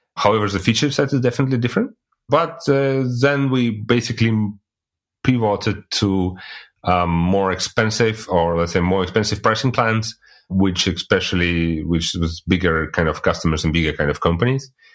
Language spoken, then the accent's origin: English; Russia; moved away as an adult; now in Germany; I'm originally coming from Russia, but living in Germany since, like, already eighteen years